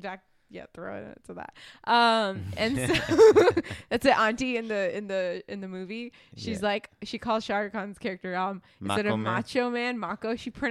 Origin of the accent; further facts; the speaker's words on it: Dallas, Texas, United States; also born or lived in New York / India; So I grew up, I was born in New York. I was born in New York and then I moved to India for like 6 years. And then I moved to Dallas, which is the worst.